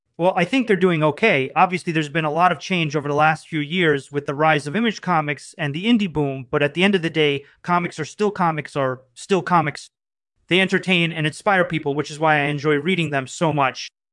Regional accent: Moscow, Russia; I was born and raised in Moscow.

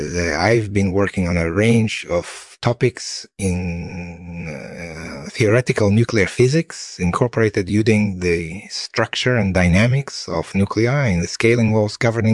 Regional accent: Russia; moved away as an adult; also born or lived in Toronto, Canada; I was born and raised in Russia

